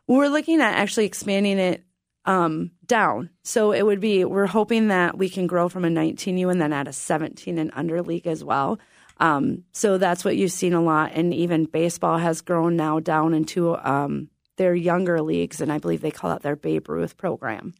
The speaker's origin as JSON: {"language": "English", "town": "Adams", "region": "Minnesota", "country": "United States", "said": "climb the silo and we can see Iowa"}